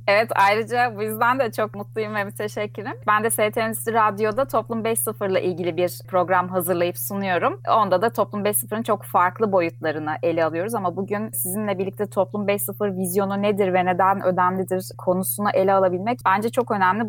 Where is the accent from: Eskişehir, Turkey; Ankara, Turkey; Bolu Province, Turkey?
Ankara, Turkey; moved away as an adult; also born or lived in London; now in Istanbul, Turkey; Ben 1978 Ankara doğumluyum